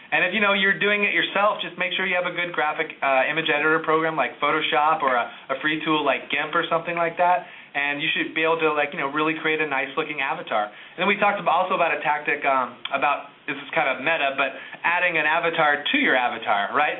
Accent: Indianapolis, Indiana, United States; one of the museums in my hometown, is the Indianapolis Art Museum

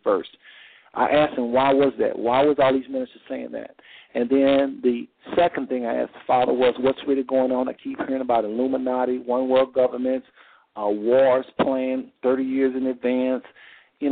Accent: Texas, United States; now in Ohio, United States; I live in Ohio. I'm from Texas

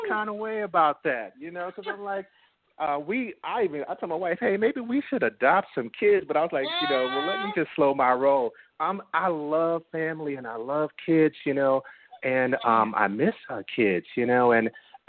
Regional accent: Michigan, United States; also born or lived in Birmingham, Alabama / Baltimore, Maryland; I'm from Michigan. I was actually born in Birmingham, Alabama. My parents migrated to Michigan, you know, for work and everything.

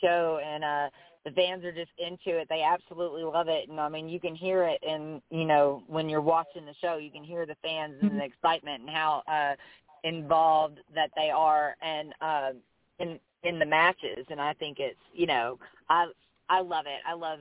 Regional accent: Bardstown, Kentucky, United States; I love my hometown just like it is.

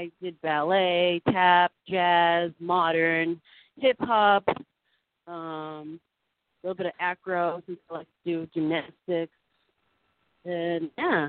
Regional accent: Boston, Massachusetts, United States; also born or lived in Randolph, Massachusetts; now in Los Angeles, United States; Well, I was younger when I grew up, more closer to the city, like in Dorchester, Mattapan area.

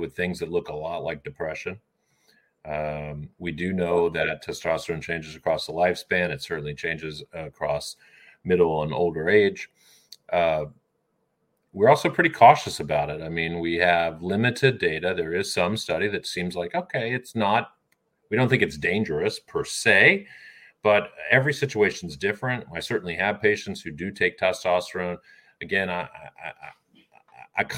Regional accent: Orlando, Florida, United States; I grew up in Orlando, Florida

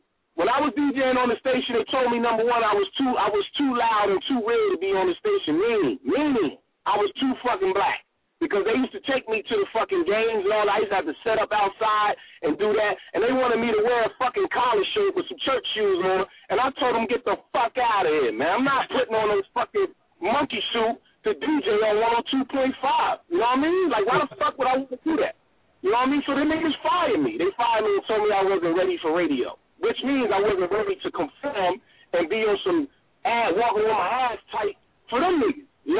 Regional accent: New Jersey, United States; born there; also born or lived in New York; now in Sacramento, United States; I was born in Jersey. I moved to New York, and then from New York, I moved to Cali. I moved to Sacramento, right?

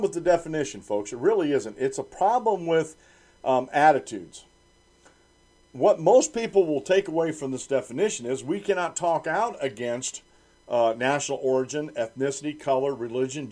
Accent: United States; I'm a native-born American. I'm an American. I was born in America

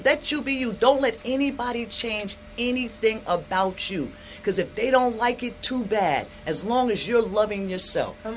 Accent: New York, United States; I come from New York. Now, I wasn't, where I grew up, it wasn't poverty.

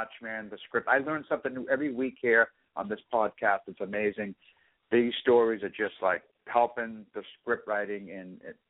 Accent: Boston, Massachusetts, United States; We're from Boston

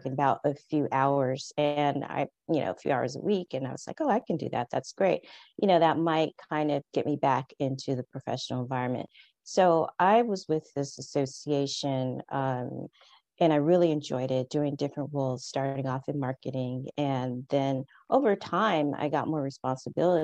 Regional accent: California, United States; moved away as an adult; now in Paris, France; I'm originally from California

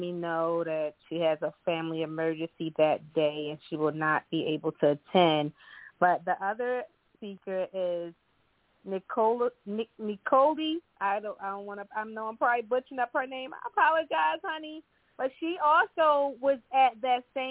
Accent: Baltimore, Maryland, United States; now in Charlotte, United States; I'm originally from Baltimore, Maryland, and I currently live in Charlotte, North Carolina

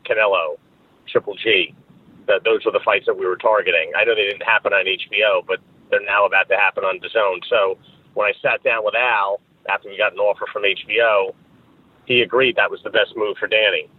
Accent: Rye, New York, United States; originally from New York, Westchester County, Rye, New York. So I've been been in New York all my life

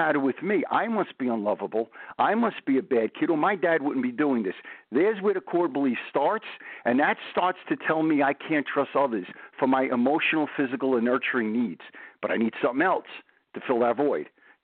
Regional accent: New York City, New York, United States; now in New Jersey, United States; I'm from Brooklyn

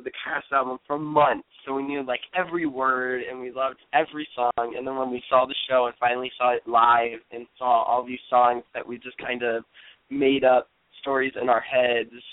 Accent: Cleveland, Ohio, United States; moved away as an adult; now in New York, United States; I'm from Cleveland, Ohio

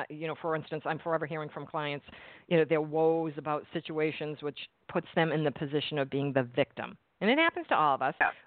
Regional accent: New England, United States; now in New Jersey, United States; I'm in New Jersey and I'm from New England

